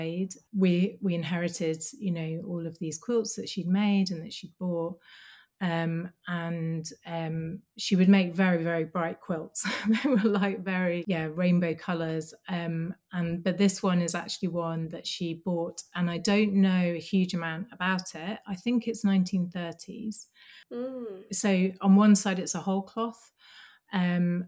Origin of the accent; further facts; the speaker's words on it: Birmingham, West Midlands, United Kingdom; now in Dundee, United Kingdom; I grew up in Birmingham